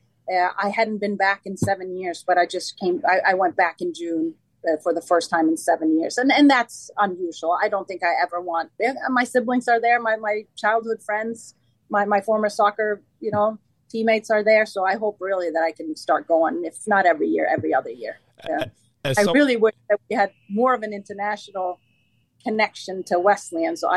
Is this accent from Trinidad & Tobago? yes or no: no; Sweden; moved away as an adult; also born or lived in Stockholm, Sweden; now in United States; when I was 19, I was recruited to play in the top league in Stockholm, the capital of Sweden. And the journey was from my hometown to Stockholm